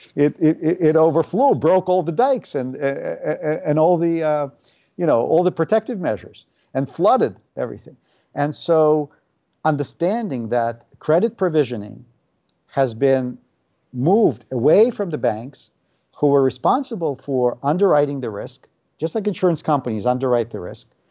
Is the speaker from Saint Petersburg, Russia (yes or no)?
yes; Saint Petersburg, Russia; English is a second language; moved away as an adult; now in United States; I was born in the Soviet Union and grew up there in St. Petersburg. Uh, emigrated with my family when I was 19.